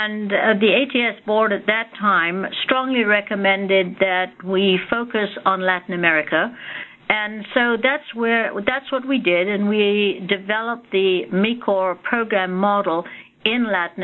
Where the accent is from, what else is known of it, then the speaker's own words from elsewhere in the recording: Scotland, United Kingdom; moved away; also born or lived in India; I was born in India and received all my education in Scotland.